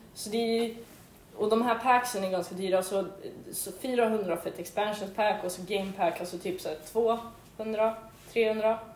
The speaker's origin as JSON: {"language": "Swedish", "town": "Västerås", "region": "Västmanland", "country": "Sweden", "tie": "born or raised there", "said": "jag flyttade till Västerås"}